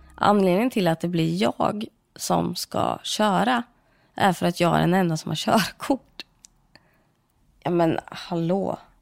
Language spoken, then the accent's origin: Swedish; Sweden; also born or lived in India; jag är ju adopterad från Indien. Kom till Sverige när jag var åtta månader